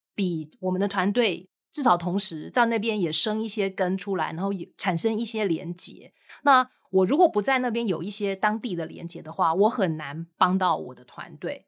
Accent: Taiwan; 当然这跟我们台湾人的一些特性有一点关系，我不会，我不会太容易去跳槽

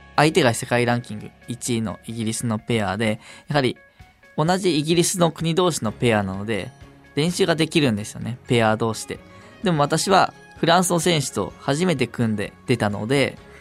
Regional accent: Tokyo, Japan; 地元東京

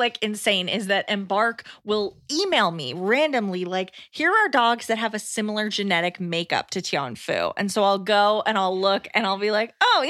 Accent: Australia; I'm from Australia, and I know us Aussies have a very specific style of humor that Americans think is odd.

